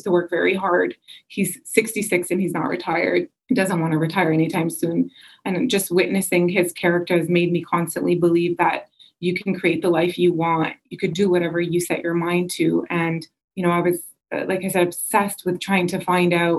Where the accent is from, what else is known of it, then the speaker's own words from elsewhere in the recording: Canada; I grew up here. I had the mixture of both cultures, you know, Egyptian culture as well as Canadian culture